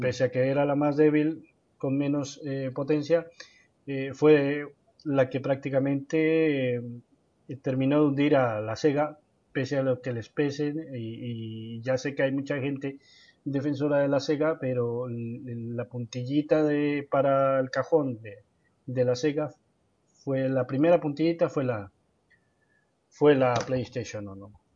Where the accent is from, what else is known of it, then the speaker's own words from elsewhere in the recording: Colombia; en mi país, yo vengo de Colombia